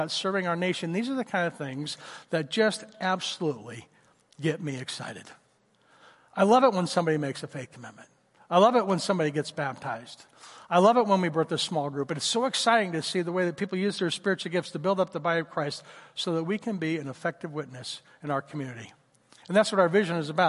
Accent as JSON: {"language": "English", "region": "Oklahoma", "country": "United States", "tie": "born or raised there", "moved": "yes", "said": "I grew up in Oklahoma. It was Tornado Alley where I grew up"}